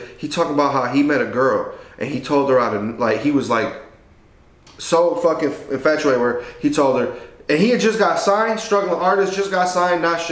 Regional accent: Detroit, Michigan, United States; also born or lived in Mexico; We was under the same crib in Southwest. Like, we all grew up together, the cousins

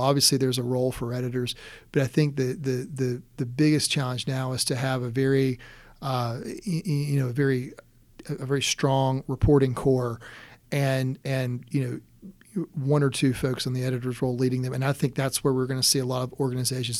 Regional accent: Conway, South Carolina, United States; also born or lived in Loris, South Carolina / Rock Hill, South Carolina; I was born in Loris and, uh, grew up in Conway

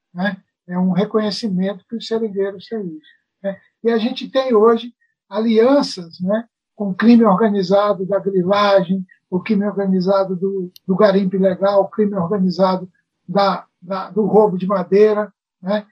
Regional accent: Brazil

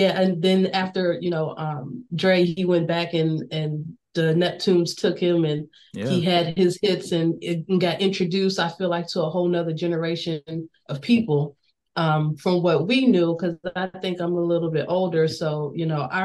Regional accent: Newport News, Virginia, United States; I'm from Bad News

